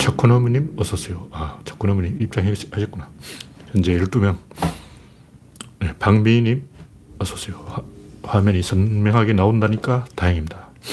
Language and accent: Korean; South Korea; 우리나라 사람 양반이에요.